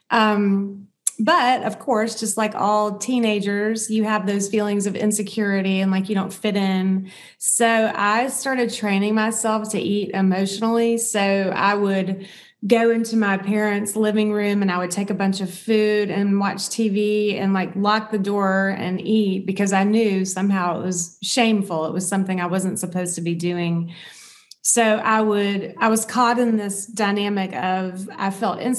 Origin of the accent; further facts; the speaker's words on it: the South, United States; growing up in the South, in the United States in the South